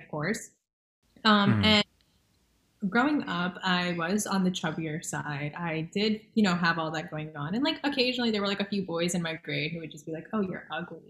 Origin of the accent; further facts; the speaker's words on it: Edison, New Jersey, United States; I'm from Edison, New Jersey. We lovingly call it Brown Town here. And I would say like over 50% of my school was Asian